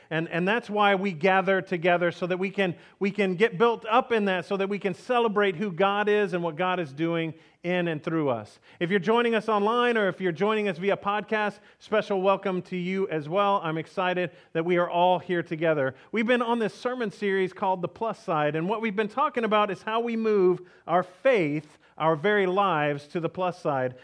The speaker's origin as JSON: {"language": "English", "region": "Texas", "country": "United States", "tie": "born or raised there", "said": "we grew up in Texas"}